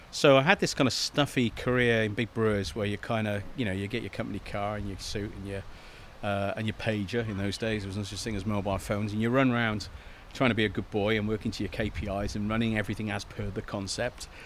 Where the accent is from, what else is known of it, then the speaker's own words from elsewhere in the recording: Cardiff, Wales, United Kingdom; moved away as an adult; now in England; I'm from Cardiff uh, and uh, came down here, fell in love with the place, went to uni